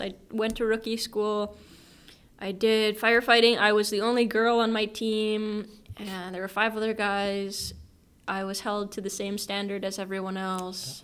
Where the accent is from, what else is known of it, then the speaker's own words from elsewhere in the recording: Ely, Minnesota, United States; moved away as an adult; now in Japan; I am from Ely, Minnesota, and it's pretty small.